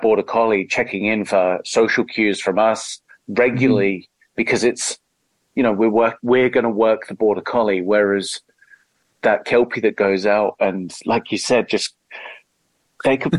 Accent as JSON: {"language": "English", "region": "England", "country": "United Kingdom", "moved": "as an adult", "lives_now": "Australia", "said": "I'm English and moved here 12, 13 years ago"}